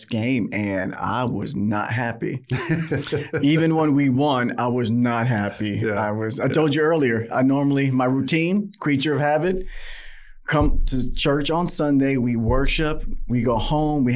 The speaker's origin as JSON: {"language": "English", "town": "New York City", "region": "New York", "country": "United States", "tie": "born or raised there", "moved": "as an adult", "lives_now": "Texas, United States", "said": "born and raised in New York City in Manhattan."}